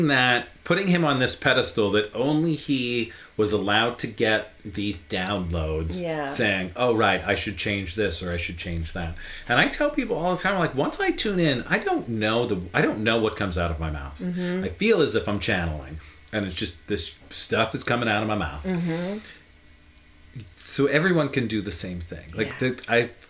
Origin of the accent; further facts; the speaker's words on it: Northeast Pennsylvania, United States; growing up in Northeast PA